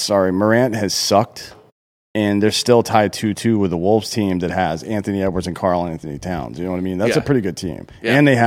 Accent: Australia; Well, especially growing up in Australia, nobody...

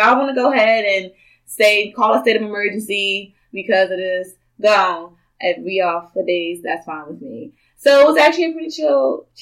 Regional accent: Philadelphia, Pennsylvania, United States; now in Houston, United States; I'm from the north, okay? I am from Philadelphia. Shout out to Philly, 215.

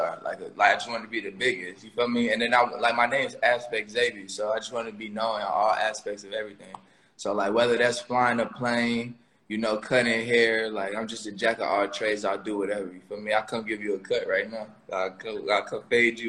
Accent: Chicago, Illinois, United States; moved away; also born or lived in Texas; I'm from Southside Chicago and my mom like kind of raised me there before I moved to Texas.

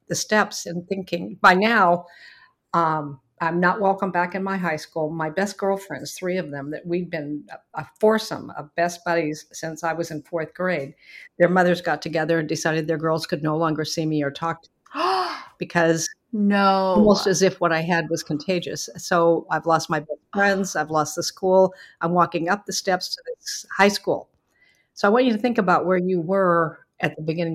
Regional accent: Beaverton, Oregon, United States; I grew up in Beaverton, Oregon, which is a nice suburb of Portland, Oregon

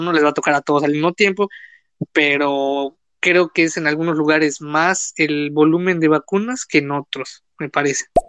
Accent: Sonora, Mexico; Yo soy de Sonora, del Meritito Norte

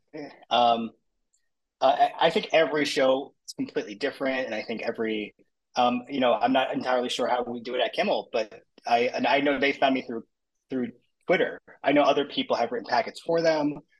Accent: Long Island, New York, United States; I grew up in Long Island

